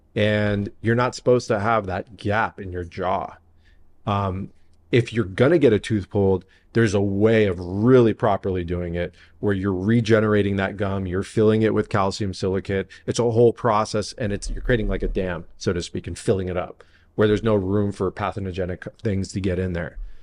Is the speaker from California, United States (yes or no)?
yes; San Diego, California, United States; also born or lived in Encino, Los Angeles / La Jolla; I'm, I'm born and raised in San Diego